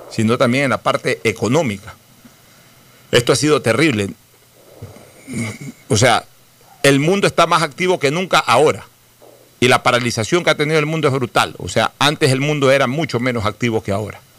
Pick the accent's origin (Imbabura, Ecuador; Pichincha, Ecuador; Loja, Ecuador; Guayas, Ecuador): Guayas, Ecuador; Guayaquil